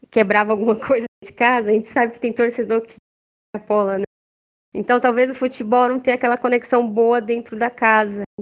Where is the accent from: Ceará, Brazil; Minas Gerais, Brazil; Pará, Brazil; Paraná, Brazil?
Minas Gerais, Brazil; e assim, as minhas tias, eu lembro que elas são, nós somos mineiros, né?